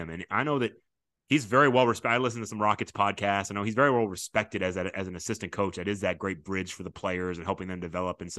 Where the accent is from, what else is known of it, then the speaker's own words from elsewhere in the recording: Arkansas, United States; So uh, I'm from Arkansas